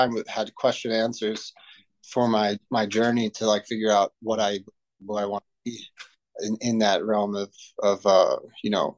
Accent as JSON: {"language": "English", "town": "Cooper City", "region": "Florida", "country": "United States", "tie": "born or raised there", "said": "I grew up in South Florida, Cooper City."}